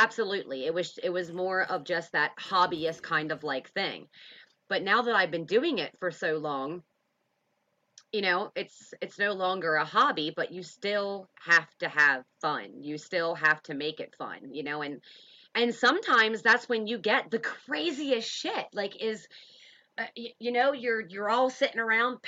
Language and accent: English; Pennsylvania, United States; moved away; we are from Pennsylvania